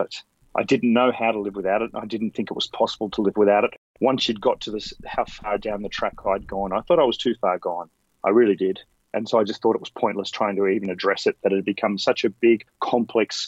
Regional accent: Canberra, Australian Capital Territory, Australia; moved away as an adult; now in Sydney, Australia; I grew up in Canberra, which is about 3 hours drive south of Sydney.

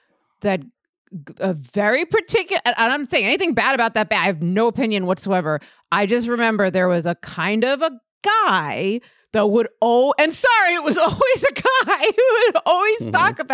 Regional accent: the South, United States; Growing up in the South, you would hang out at the Bass Pro Shop.

